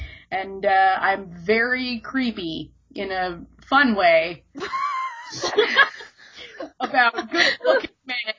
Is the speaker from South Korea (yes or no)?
no; Canada; I am Canadian